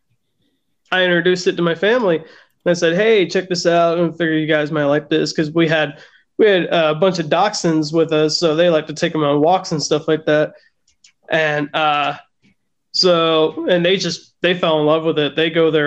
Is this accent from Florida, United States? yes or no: yes; Punta Gorda, Florida, United States; moved away as an adult; now in North Idaho, United States; born and raised in Florida. I'm from Punta Gorda.